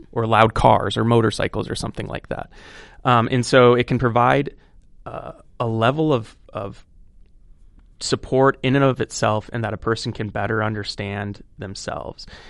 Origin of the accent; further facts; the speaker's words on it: Cedar Rapids, Iowa, United States; born and raised in Cedar Rapids